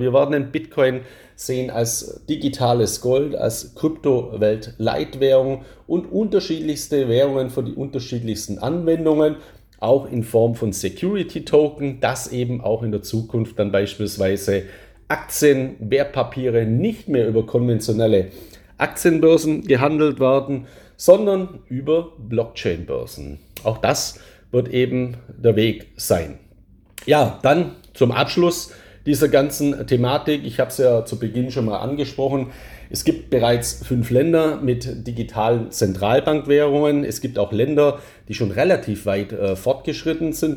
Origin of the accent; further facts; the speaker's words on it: Germany; als Deutscher